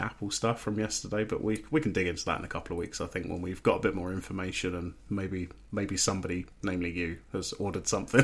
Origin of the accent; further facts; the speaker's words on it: England, United Kingdom; I'm English